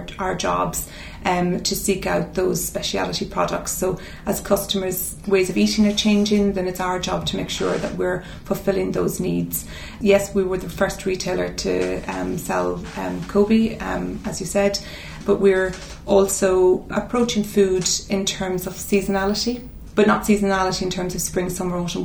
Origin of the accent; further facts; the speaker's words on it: Mount Nugent, County Cavan, Ireland; moved away as an adult; also born or lived in Dublin; now in London, United Kingdom; I was born in Cavan, in a little village called Mount Nugent